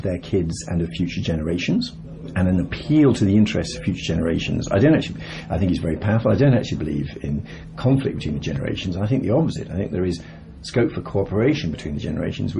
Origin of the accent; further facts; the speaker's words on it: Birmingham, West Midlands, United Kingdom; I come from Birmingham. My father was an engineer, my mother was a teacher.